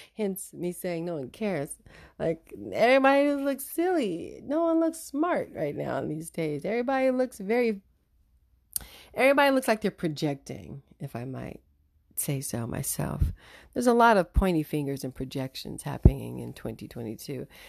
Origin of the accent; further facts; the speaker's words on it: United States; being an American